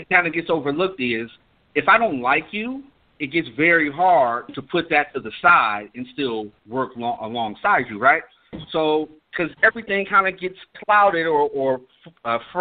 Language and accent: English; Cleveland, Ohio, United States; born or raised there; also born or lived in Kansas